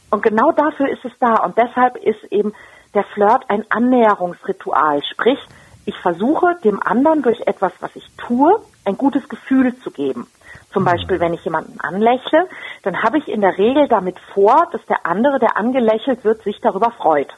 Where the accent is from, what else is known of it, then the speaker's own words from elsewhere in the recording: Germany; bei uns in Deutschland